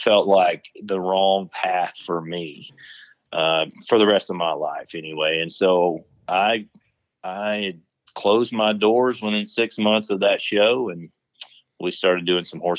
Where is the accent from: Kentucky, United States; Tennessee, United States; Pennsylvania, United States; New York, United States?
Tennessee, United States; moved away as an adult; also born or lived in West Texas; now in Texas, United States; I grew up in Tennessee